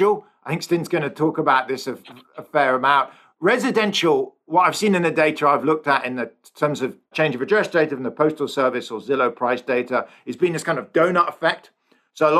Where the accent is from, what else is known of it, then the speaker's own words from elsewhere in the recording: England, United Kingdom; now in San Francisco, United States; I'm English or British.